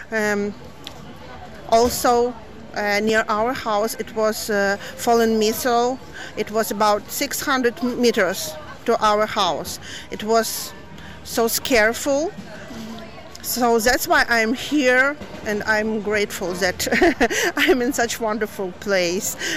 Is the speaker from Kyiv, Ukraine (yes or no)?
yes; Kyiv, Ukraine; English is a second language; moved away as an adult; now in Kilkenny, Ireland; I'm from Kiev, Ukraine.